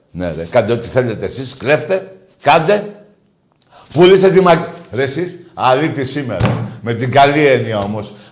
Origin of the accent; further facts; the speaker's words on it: Greece; Είναι τιμή μου που είμαι Ολυμπιακός. Και τιμή μου που είμαι Έλληνας.